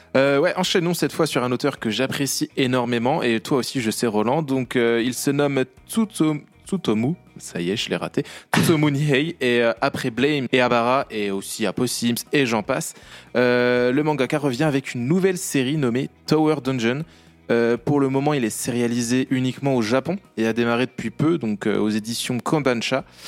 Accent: Bourgogne-Franche-Comté, France; accent: franc-comtois; mon accent franc-comtois

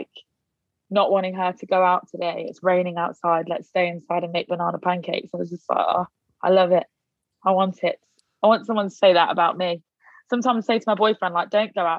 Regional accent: Leicester, East Midlands, United Kingdom; I am from Leicester

